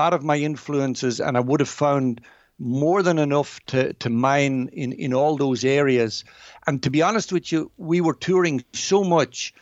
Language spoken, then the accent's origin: English; Virginia, Ulster, Ireland; my memories of growing up there